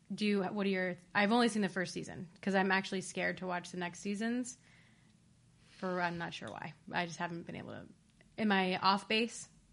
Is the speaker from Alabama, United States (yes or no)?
no; Ohio, United States; I'm also from Ohio